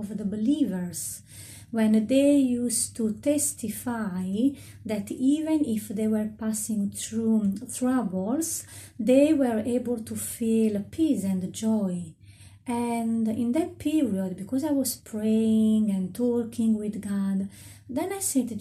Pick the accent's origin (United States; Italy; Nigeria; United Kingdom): Italy; moved away; I come from Italy.